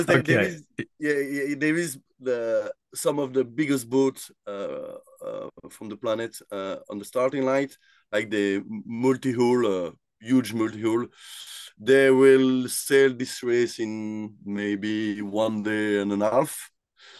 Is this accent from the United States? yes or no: no; Brussels, Brussels-Capital Region, Belgium; I grew up in Brussels